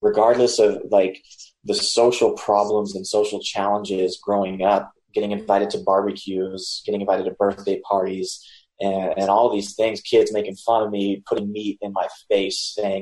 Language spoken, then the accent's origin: English; South Mississippi, United States; I was born and raised in South Mississippi in a Hindu temple